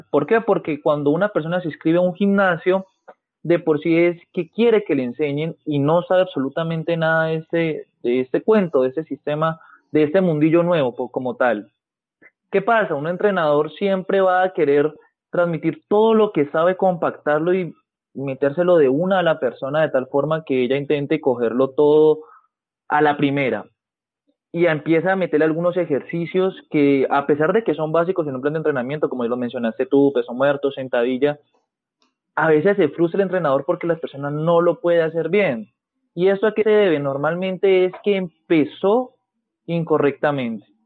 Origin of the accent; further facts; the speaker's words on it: Cali, Valle del Cauca, Colombia; Soy fisioterapeuta, soy de Colombia, específicamente de Cali, tengo 24 años.